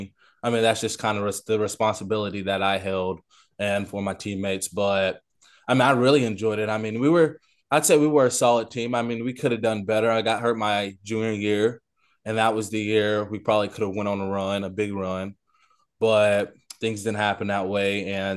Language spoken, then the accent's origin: English; Morrilton, Arkansas, United States; also born or lived in Conway; Always lived in Morrilton. Lived in Conway. So I stayed in Conway, but went to school in Morrilton.